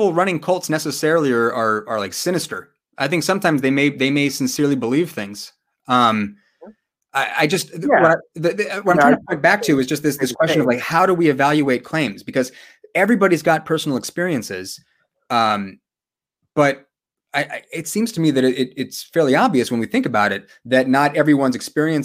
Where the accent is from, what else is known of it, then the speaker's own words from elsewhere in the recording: San Diego, California, United States; I grew up in San Diego